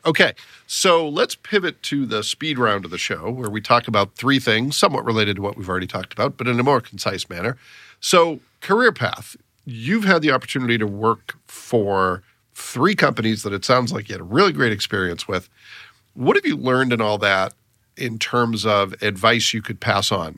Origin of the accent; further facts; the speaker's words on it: Massachusetts, United States; now in Fort Wayne, United States; I grew up in Massachusetts